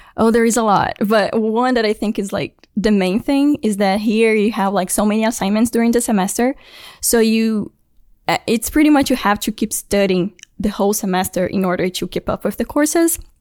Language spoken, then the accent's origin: English; Brasília, Federal District, Brazil; moved away; I'm from Brasilia, which is the capital